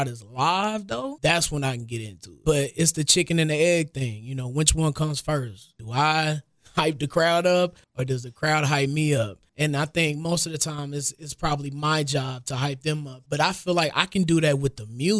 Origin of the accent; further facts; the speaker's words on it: Kansas City, Missouri, United States; I grew up in Village Green, which is off 46 of Paseo.